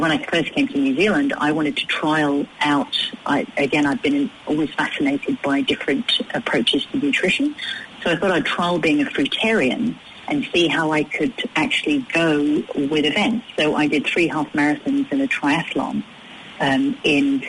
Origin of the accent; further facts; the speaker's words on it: United Kingdom; moved away; me being British